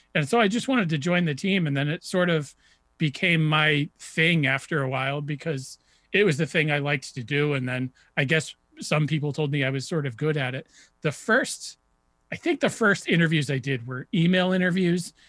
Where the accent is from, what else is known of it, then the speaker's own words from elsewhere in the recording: New Hampshire, United States; I grew up in New Hampshire